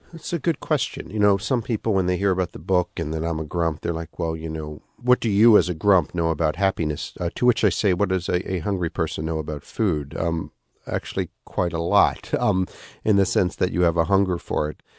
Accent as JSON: {"language": "English", "country": "United States", "said": "as an American"}